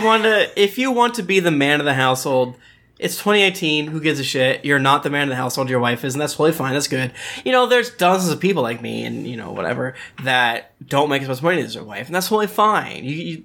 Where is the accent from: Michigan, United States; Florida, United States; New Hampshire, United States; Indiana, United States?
Florida, United States; Yeah, I'm from Florida